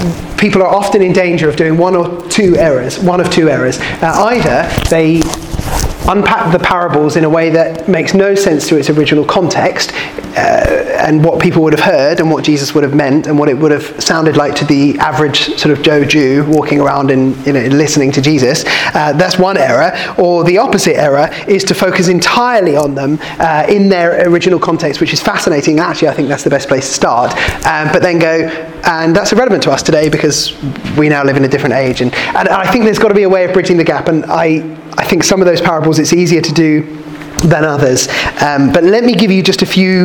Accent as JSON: {"language": "English", "area": "Kent", "region": "South East England", "country": "United Kingdom", "tie": "born or raised there", "said": "I grew up in Kent"}